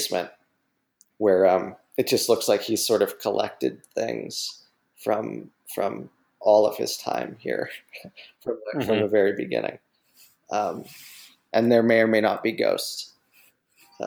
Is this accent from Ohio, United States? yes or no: yes; Youngstown, Ohio, United States; In Youngstown, Ohio, my hometown